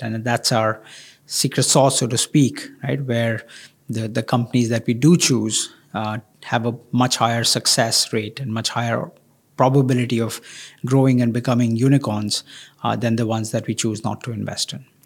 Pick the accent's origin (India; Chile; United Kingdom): India; I come from India